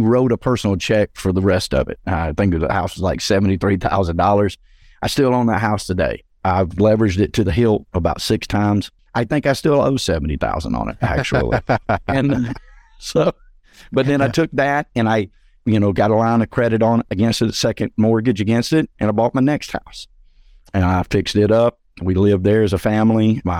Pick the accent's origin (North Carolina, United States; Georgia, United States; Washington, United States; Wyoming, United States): Georgia, United States; So I came back to my hometown north of Atlanta in the suburbs. I'm about 45 minutes northeast of the city.